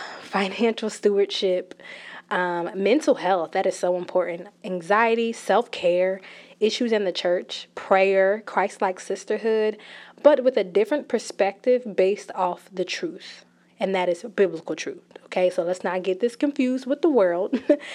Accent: New Jersey, United States; I am a millennial. I'm from New Jersey

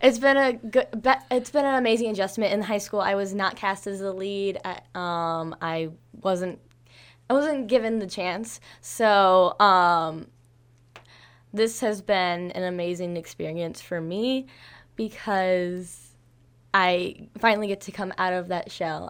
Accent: Bourbonnais, Illinois, United States; I'm from Bourbon, Illinois

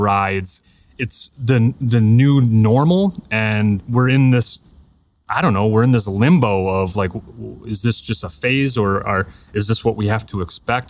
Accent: Appleton, Wisconsin, United States; I grew up in Appleton, about forty-five minutes north or, uh, south of Green Bay

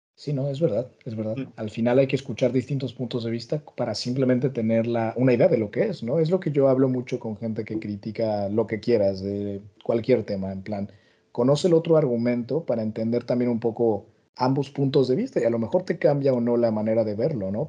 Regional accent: Mexico; now in Brussels, Belgium; Yo que soy mexicano de, pues, eso, nacional española, pero esto aquí en Bruselas puedo trabajar como ciudadano español

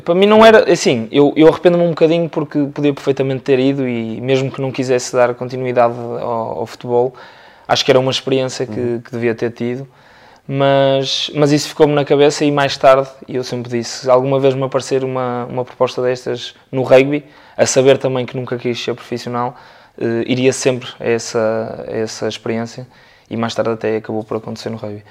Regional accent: Porto, Norte, Portugal; sou natural aqui do Porto

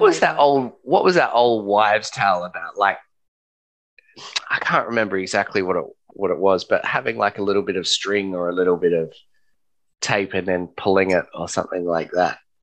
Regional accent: Australia; us as Australian citizens and permanent residents

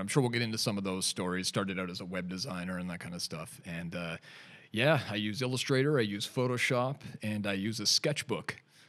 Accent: Canada; now in Newcastle upon Tyne, United Kingdom; I'm a Canadian, if you couldn't tell from my weird accent. And just relocated over to Newcastle upon Tyne.

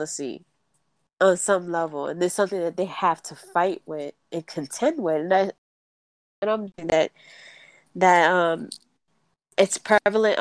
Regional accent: New York, United States; moved away; I was brought up back home in New York

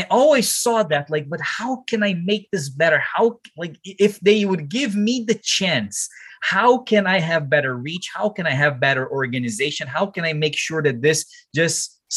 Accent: Brazil; my hometown there in Brazil

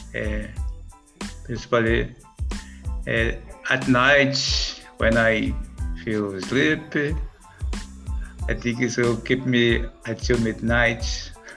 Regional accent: Vitória, Espírito Santo, Brazil; English is a second language; I'm from Vitória, Espírito Santo

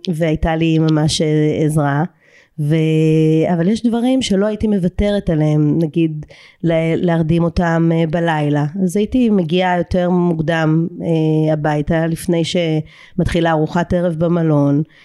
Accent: Eilat, Southern District, Israel; moved away as an adult; אני ילידת אילת

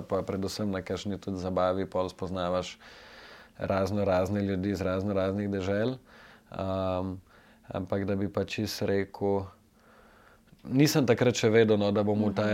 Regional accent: Ljubljana, Slovenia; sem tleh iz Ljubljana

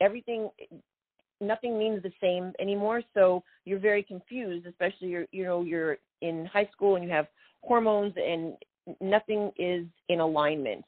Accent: Canada; now in Atlanta, United States; I was a Canadian, the only Canadian on the American Gladiators and on that series

